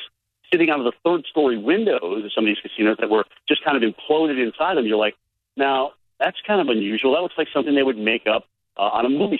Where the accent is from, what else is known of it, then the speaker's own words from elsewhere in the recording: Vermont, United States; moved away; you get up into Michigan and is Vermont, which is my home state. That's where I came from.